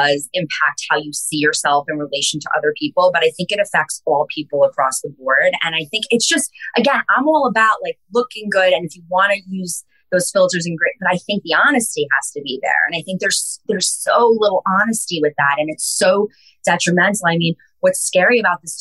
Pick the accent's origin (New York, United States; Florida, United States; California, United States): New York, United States; Long Island; growing up on Long Island